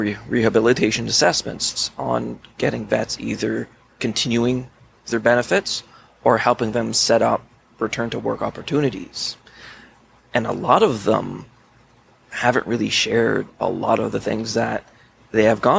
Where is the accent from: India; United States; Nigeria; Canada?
Canada; I'm a civilian. And I'm Canadian